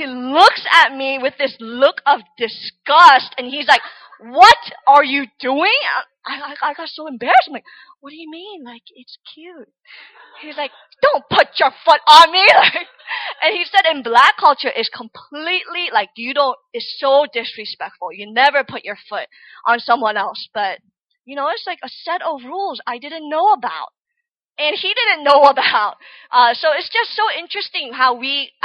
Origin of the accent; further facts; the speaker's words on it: United States; moved away as an adult; also born or lived in Korea; now in South Korea; I was born in Korea, but I went to America when I was 5, so I started, you know, preschool my whole life from America. So, you know, growing up in American culture